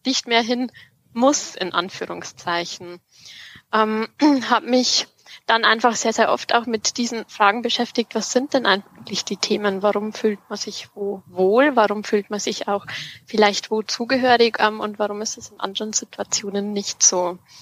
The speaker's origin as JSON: {"language": "German", "area": "district of Freyung-Grafenau", "region": "Bavarian Forest", "country": "Germany", "tie": "born or raised there", "said": "das ist auch die Region, ähm, wo ich aufgewachsen bin ähm, und was so meine Heimat ist"}